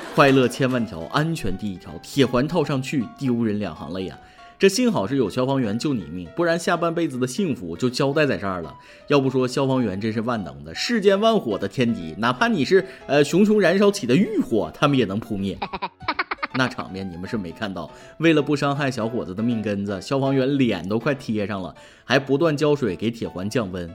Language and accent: Chinese; Shandong, China; 我不是北京的，我是山东的。